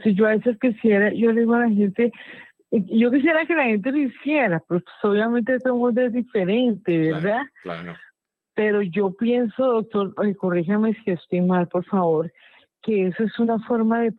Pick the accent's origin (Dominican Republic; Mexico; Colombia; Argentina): Colombia; Bogotá; de, Bogotá.